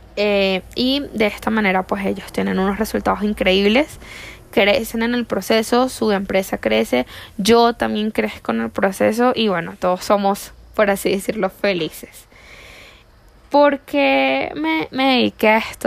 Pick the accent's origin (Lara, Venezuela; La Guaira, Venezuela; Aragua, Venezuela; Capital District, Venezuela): La Guaira, Venezuela; moved away as an adult; now in Colombia; yo soy venezolana, vengo de una parte de Venezuela que se llama La Guaira y ahí está mi corazón.